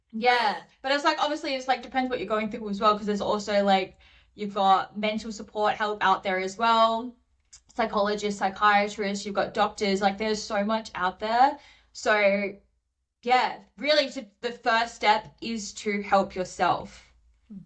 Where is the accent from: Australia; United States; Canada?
Australia; Perth, Western Australia; moved away as an adult; now in Sydney, Australia; I went back to Perth in my hometown